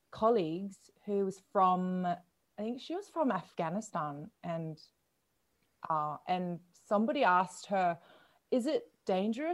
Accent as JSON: {"language": "English", "town": "Logan", "region": "Queensland", "country": "Australia", "tie": "born or raised there", "said": "I never had a problem living in Logan."}